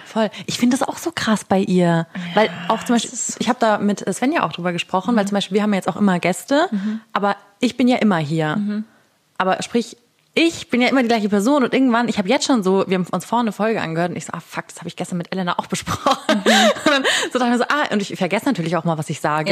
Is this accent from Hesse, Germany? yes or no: no; Tutzing, Bavaria, Germany; also born or lived in Munich; Ich wohne in München, genau, aber aufgewachsen bin ich in Tutzing